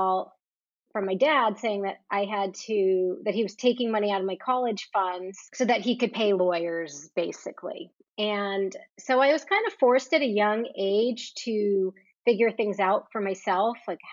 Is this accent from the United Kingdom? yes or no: no; New Jersey, United States; I grew up on the East Coast in New Jersey